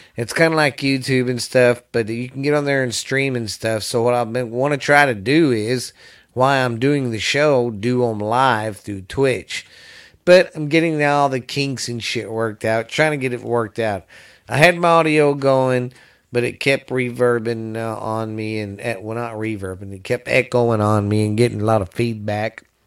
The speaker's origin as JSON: {"language": "English", "region": "the South", "country": "United States", "said": "I'm from the South"}